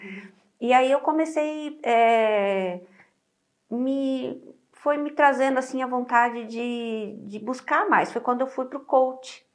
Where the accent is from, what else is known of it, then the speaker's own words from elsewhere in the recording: Rio Grande do Sul, Brazil; moved away; eu sou gaúcha